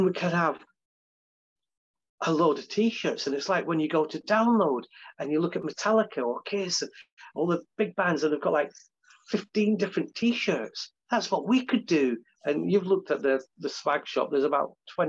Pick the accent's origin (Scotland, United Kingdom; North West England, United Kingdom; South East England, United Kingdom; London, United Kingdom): Scotland, United Kingdom; I'm Scottish